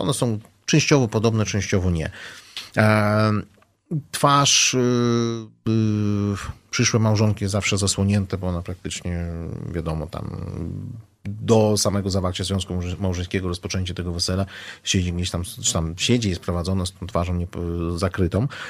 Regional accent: Uzbekistan; now in Poland; pochodzę z Uzbekistanu

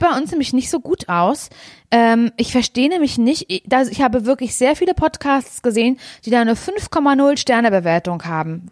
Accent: Parchim, Mecklenburg-Vorpommern, Germany; ich komme aus Parchim

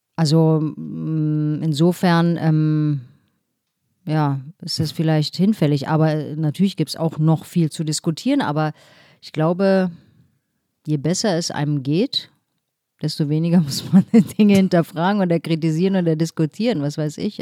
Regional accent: Berlin, Germany; moved away as an adult; now in Hamburg, Germany; ich bin aber sozusagen in Steglitz-Steglitz aufgewachsen

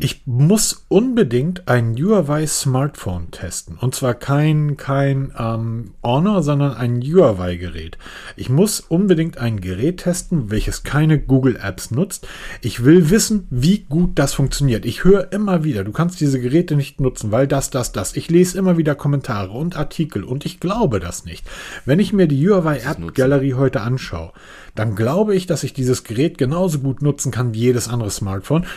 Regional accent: Germany; als Deutscher

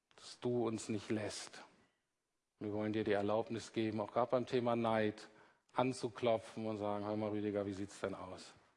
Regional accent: Germany; Wir Deutschen

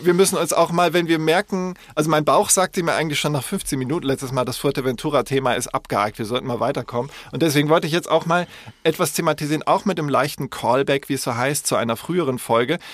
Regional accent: Munich, Bavaria, Germany; ich bin in München geboren, also das maßkrug liegt mir in den Genen

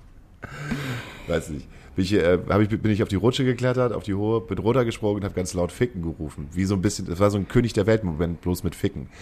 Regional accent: Hamburg, Germany; als Hamburger

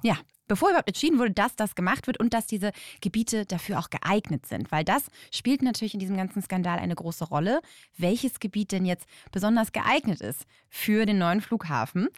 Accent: Berlin, Germany; als Berliner

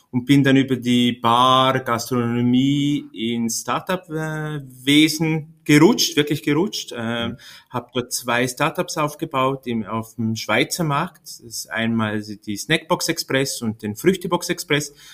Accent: Liechtenstein; Ähm, ich komme aus Liechtenstein. Äh, habe da mein Gymnasium gemacht und dann äh, wollte ich die große Welt äh, kennenlernen

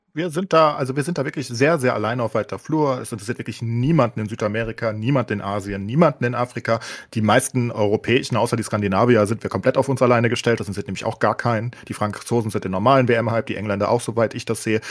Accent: Germany; als Deutsche

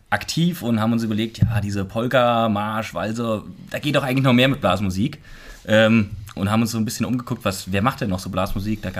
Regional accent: Mackenzell, Hesse, Germany; Ja, ich komme aus Wackenzell bei Hünfeld.

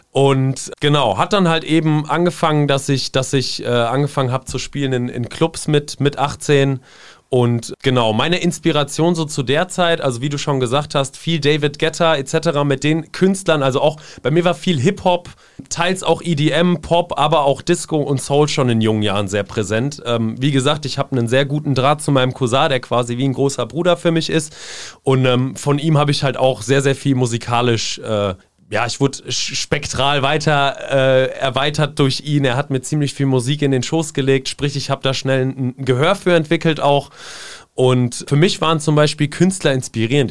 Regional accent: Seeheim-Jugenheim, Hesse, Germany; moved away as an adult; also born or lived in Zwingenberg / Darmstadt; now in Mainz, Germany; bin dann äh, mit meinen Eltern zusammen nach Seeheim-Jugendheim bzw. Oberberbach gezogen

